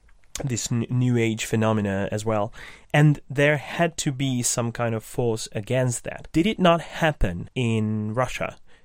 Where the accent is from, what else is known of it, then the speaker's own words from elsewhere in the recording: Hungary; I'm from Hungary